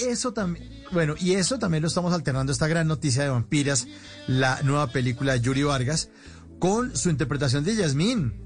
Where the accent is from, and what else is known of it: Medellín, Antioquia, Colombia; moved away as an adult